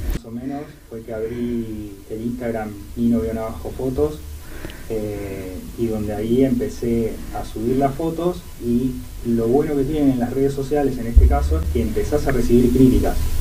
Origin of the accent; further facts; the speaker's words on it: General Roca, Río Negro, Argentina; moved away; yo soy allá de General Roca de Río Negro